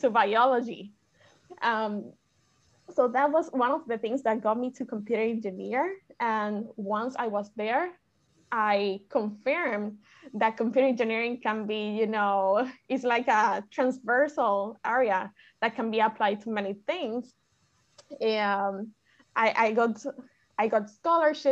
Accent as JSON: {"language": "English", "town": "Lares", "country": "Puerto Rico", "also_born_or_lived": "Mayagüez, Puerto Rico", "said": "I am from Lares. Lares is in the west rural part of Puerto Rico."}